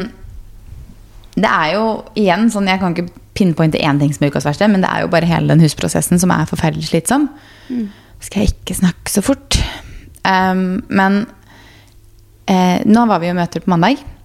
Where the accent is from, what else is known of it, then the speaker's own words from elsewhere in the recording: Fredrikstad, Østfold, Norway; moved away; vi var hjemme i Fredrikstad